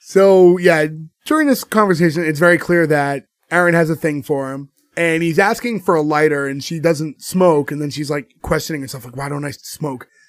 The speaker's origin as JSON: {"language": "English", "country": "United States", "tie": "born or raised there", "said": "we're American at the end of the day. We were born and raised here."}